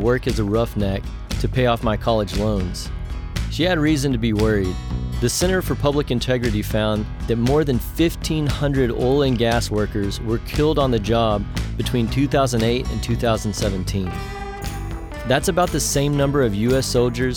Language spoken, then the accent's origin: English; Andrews, Texas, United States; my hometown of Andrews